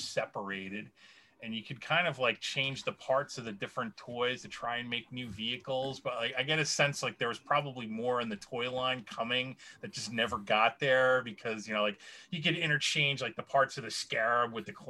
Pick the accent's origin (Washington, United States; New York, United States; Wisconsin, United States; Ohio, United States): New York, United States; Long Island; I grew up in Long Island